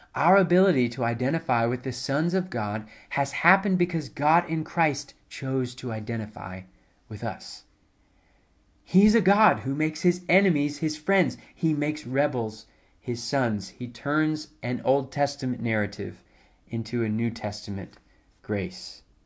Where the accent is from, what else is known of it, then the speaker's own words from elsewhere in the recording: High Point, North Carolina, United States; now in South Carolina, United States; I grew up in High Point, where, uh, which is about an hour or so from, uh, Durham and Chapel Hill